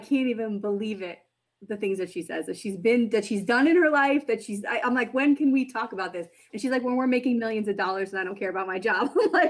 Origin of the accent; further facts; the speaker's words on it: Florida, United States; also born or lived in New Orleans, Louisiana; I was born in New Orleans, but grew up in Florida.